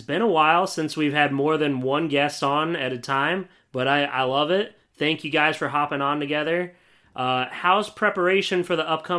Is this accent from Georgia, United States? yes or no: no; Williamsport, Pennsylvania, United States; also born or lived in Beloit, Wisconsin; now in Delaware, United States; I'm from Williamsport, which isn't too crazy far away from Altoona. It's pretty much smack right dab in the center of the state, and I'm in Delaware now, so this is the closest I've lived to any family in a long time, honestly.